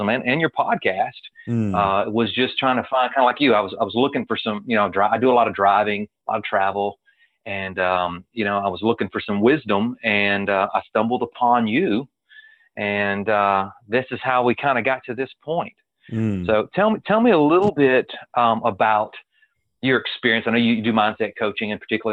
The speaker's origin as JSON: {"language": "English", "region": "Louisiana", "country": "United States", "tie": "born or raised there", "also_born_or_lived": "Texas / Alabama / Mississippi", "accent": "Southern", "said": "I live, and I was born and raised in Louisiana, so I'm surrounded by the bayou as well"}